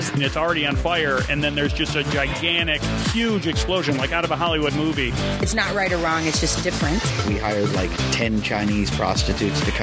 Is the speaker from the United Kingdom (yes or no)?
yes; London, United Kingdom; moved away as an adult; now in California, United States; So I've been here since 2005. Mm-hmm. Um, and I, when you grow up in England, yeah, it's uh, you have a lack of sun.